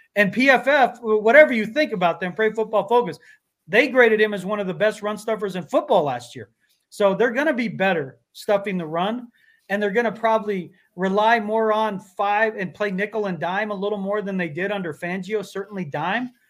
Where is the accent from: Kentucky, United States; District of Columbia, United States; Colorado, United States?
Colorado, United States; Pueblo; I grew up in Pueblo, Colorado, and so we have great Mexican food in Pueblo